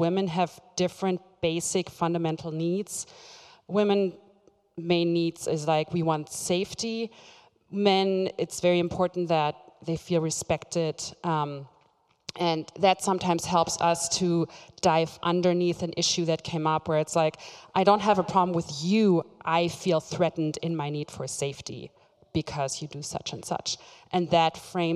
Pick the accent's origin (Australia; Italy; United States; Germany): Germany; first language German; English is a second language; moved away; I'm German, so my mother tongue is German. I was not raised in this culture